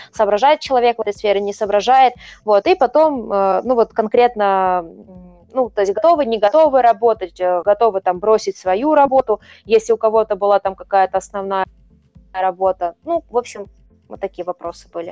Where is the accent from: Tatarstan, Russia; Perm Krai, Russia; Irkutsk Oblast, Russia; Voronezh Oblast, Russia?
Voronezh Oblast, Russia; Voronezh; в моем родном городе, да, мы же живем в Воронеже